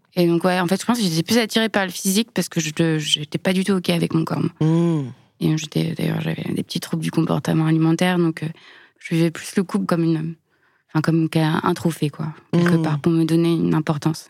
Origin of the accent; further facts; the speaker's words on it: Lyon, Auvergne-Rhône-Alpes, France; je suis née à Lyon, j'ai grandi dans la banlieue